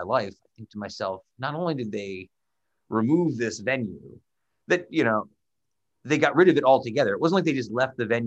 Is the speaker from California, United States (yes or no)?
no; Utica, New York, United States; I grew up on Ballantyne Bray in South Utica, and then I moved away, and then I came back within walking distance from where I grew up